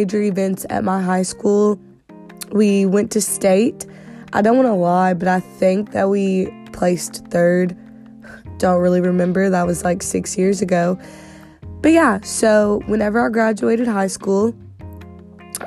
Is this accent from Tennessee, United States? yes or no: no; Southeast Missouri, United States; I'm from Southeast Missouri.